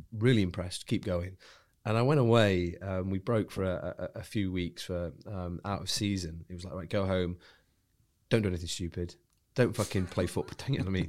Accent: Wigan, North West England, United Kingdom; moved away; I was born, born in Wigan, uh, Lancashire.

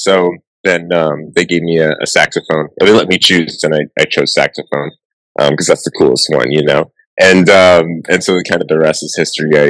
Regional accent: Miami, Florida, United States; grew up in Miami and lived kind of the subtropical life my whole life.

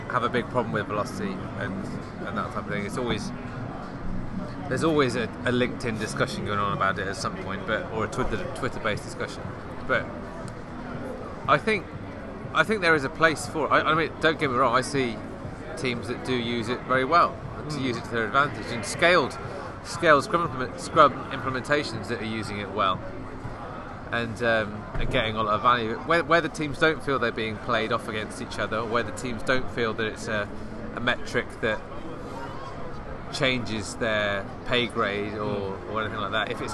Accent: Coventry, West Midlands, United Kingdom; I was born in Coventry.

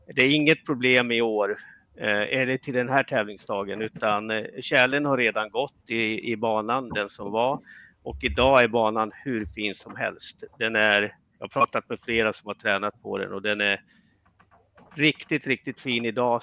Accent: Östersund, Jämtland, Sweden; moved away as an adult; jag kommer ju från Östersund

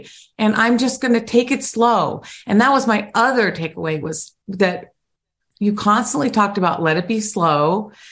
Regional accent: Ohio, United States; I'm from Ohio. So representing the Buckeye State

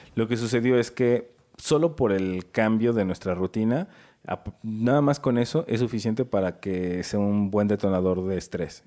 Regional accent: Mexico City, Mexico; yo soy de aquí de la Ciudad de México

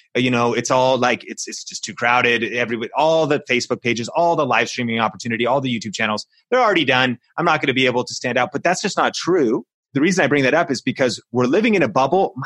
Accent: Seattle, Washington, United States; I grew up in Seattle, home of Starbucks

